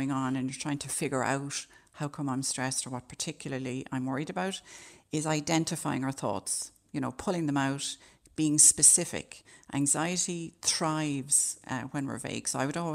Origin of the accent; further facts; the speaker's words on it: Ireland; as Irish people